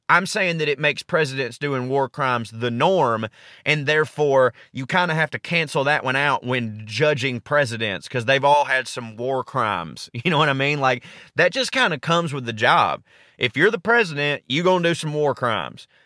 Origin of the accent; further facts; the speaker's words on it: the South, United States; I grew up in the South